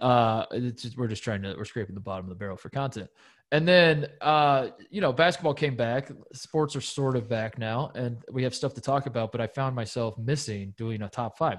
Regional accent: Indiana, United States; growing up in Indiana

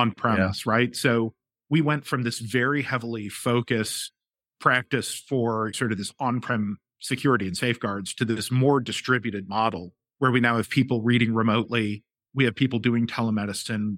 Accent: St. Louis, Missouri, United States; moved away as an adult; also born or lived in Boston; now in Philadelphia, United States; I'm actually from Saint Louis

